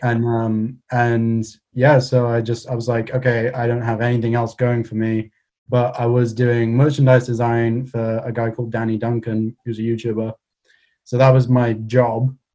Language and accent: English; Cardiff, Wales, United Kingdom; I'm from Cardiff